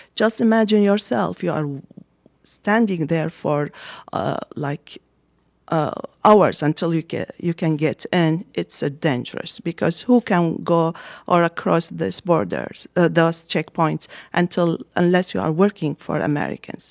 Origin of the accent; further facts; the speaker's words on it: Basra, Basra Governorate, Iraq; English is a second language; moved away as an adult; also born or lived in Baghdad, Iraq / northern Iraq; now in Lansing, United States; I was born and raised up in Basra, and Basra is a border city with Iran